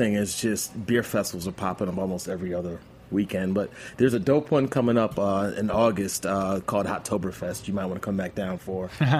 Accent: New York, United States; now in Atlanta, United States; I'm a Yankees fan. I mean, I was born in New York

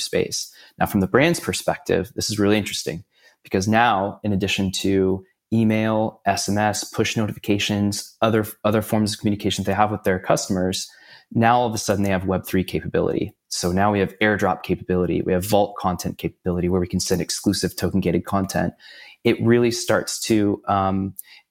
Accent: San Diego, California, United States; also born or lived in Los Angeles; now in Orange County, United States; Originally from San Diego, born and raised

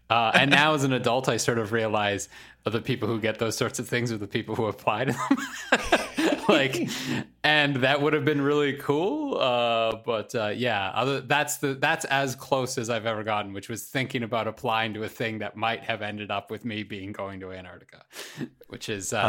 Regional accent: Canada; As a Canadian

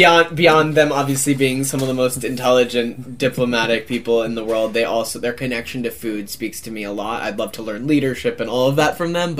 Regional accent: United States; as an American, as someone who grew up, like, with, like, cereal on the table

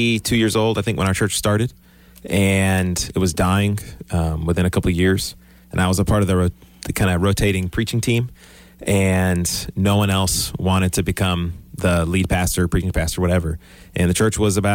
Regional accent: Houston, Texas, United States; I'm from Texas, born in Houston. I've never left the Houston area

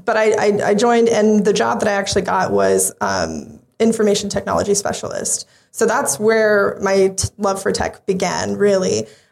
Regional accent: Phoenix, Arizona, United States; moved away as an adult; now in Auckland, New Zealand; I'm from Phoenix, Arizona.

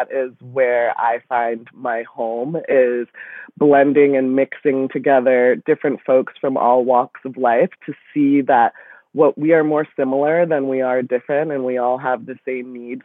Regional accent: Newton, Massachusetts, United States; now in Brooklyn, United States; I grew up in Newton, Massachusetts.

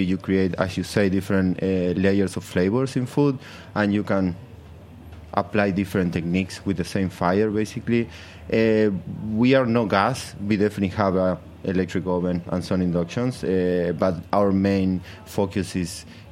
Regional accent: Argentina; now in Brooklyn, United States; I grew up in South America and Argentina, where cook with fire is a normal thing

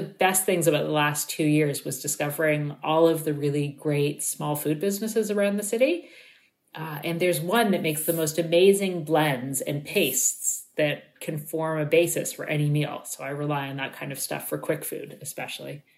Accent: Toronto, Ontario, Canada; I grew up in Toronto

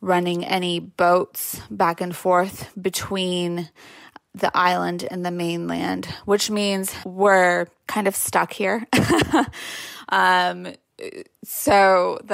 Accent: California, United States; moved away; my home state, California

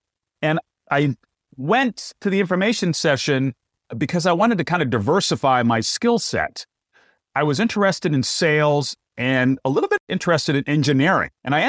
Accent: Willimantic, Connecticut, United States; moved away as an adult; also born or lived in Syracuse, New York; I worked at WILI-FM in Willimantic, Connecticut, my hometown.

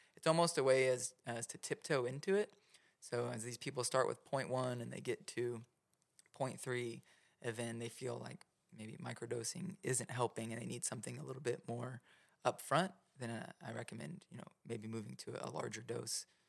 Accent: Oklahoma, United States; I'm from Oklahoma

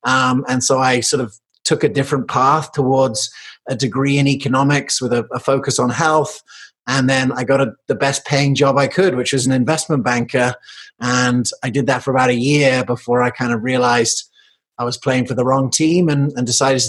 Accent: England, United Kingdom; also born or lived in United States / South Africa; it's because I was born in Colorado, but I grew up in England and South Africa.

